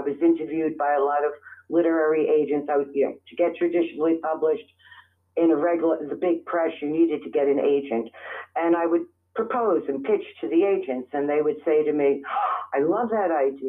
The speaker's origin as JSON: {"language": "English", "town": "New York City", "region": "New York", "country": "United States", "tie": "born or raised there", "also_born_or_lived": "Middle Village, Queens", "moved": "as an adult", "lives_now": "Staten Island, United States", "said": "I was born in the Bronx. Ooh. And I was raised in the Bronx."}